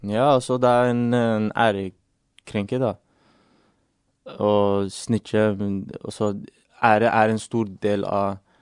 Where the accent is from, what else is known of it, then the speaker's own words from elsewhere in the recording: England, United Kingdom; now in Norway; jeg vokste opp i England